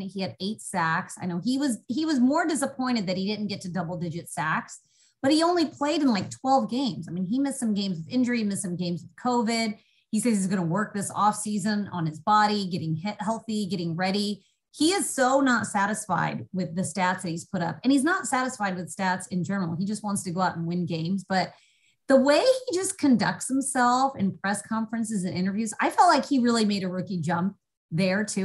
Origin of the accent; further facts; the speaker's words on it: Indianapolis, Indiana, United States; I grew up in Indianapolis